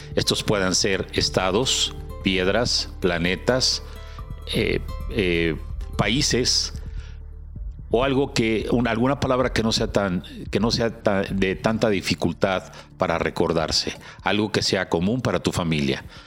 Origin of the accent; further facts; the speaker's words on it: Mexico City, Mexico; Yo, yo de la Moctezuma